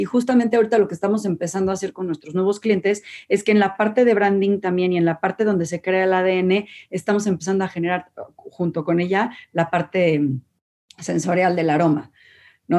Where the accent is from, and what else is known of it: Mexico